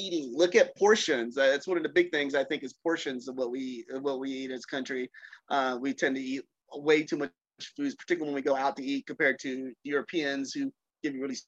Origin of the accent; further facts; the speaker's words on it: North Carolina, United States; I grew up in North Carolina in the 70s and 80s.